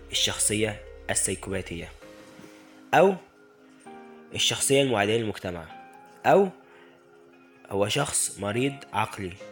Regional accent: Egypt; ما ننساش إخواتنا المحتاجين فعلا في بلدنا مصر

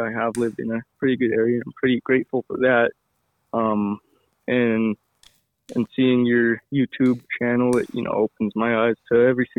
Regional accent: Colorado, United States; now in Heber, United States; I'm originally from Colorado, but I'm living in Utah right now.

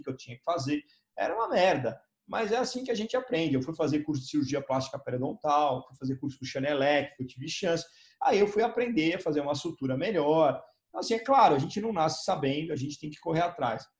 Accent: São Paulo, Brazil; eu sou de São Paulo

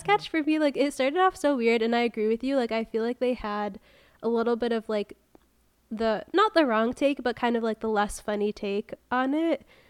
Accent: Connecticut, United States; moved away; I grew up in Connecticut

